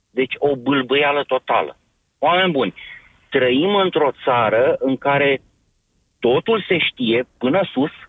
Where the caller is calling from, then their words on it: Ploiești, Prahova, Romania; Sunt din uh, Ploiești.